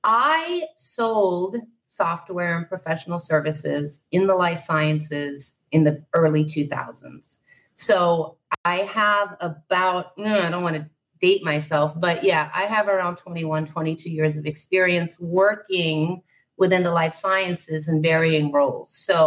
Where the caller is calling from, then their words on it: Puerto Rico; I am in Puerto Rico. So, good morning. From a very balmy, probably feels like 105 degrees today.